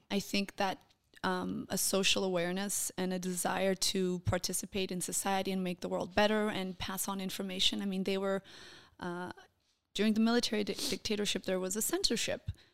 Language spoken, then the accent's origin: English; Copenhagen, Capital Region of Denmark, Denmark; first language Portuguese; English is a second language; moved away as an adult; now in Israel; I was born in Denmark, in Copenhagen.